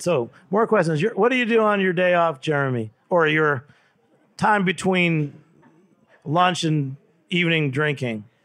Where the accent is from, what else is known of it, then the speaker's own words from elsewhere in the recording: New York City, New York, United States; I'm from the East Village in New York City